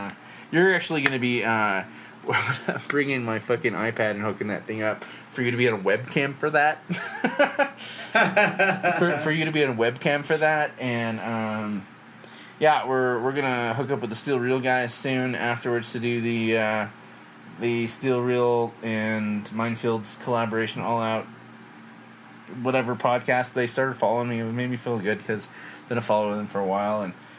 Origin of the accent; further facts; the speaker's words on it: England, United Kingdom; And I've met one family I grew up with back in England that was from Maine.